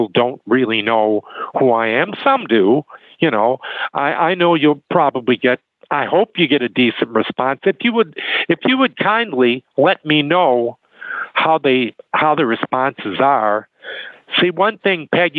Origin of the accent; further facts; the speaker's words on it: Detroit, Michigan, United States; moved away; I'm from Detroit.